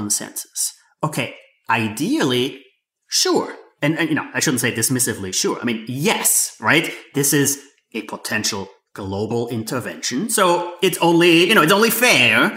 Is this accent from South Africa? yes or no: no; Austria; moved away; I grew up in Austria